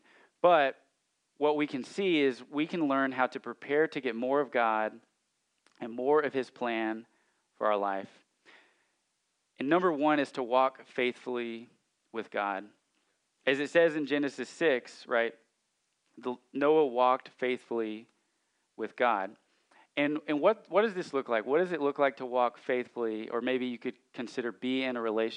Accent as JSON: {"language": "English", "region": "Central Arkansas", "country": "United States", "tie": "born or raised there", "said": "I grew up in Central Arkansas, and we sing hymns in my church"}